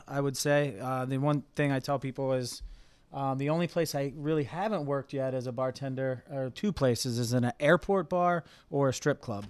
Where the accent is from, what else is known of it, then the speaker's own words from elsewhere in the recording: Cincinnati, Ohio, United States; moved away as an adult; now in Columbus, United States; I'm from Cincinnati, but moved to Columbus